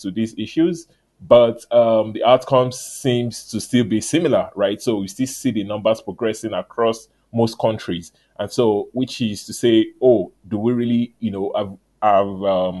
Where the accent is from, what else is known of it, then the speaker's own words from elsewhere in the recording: Nigeria; I'm from Nigeria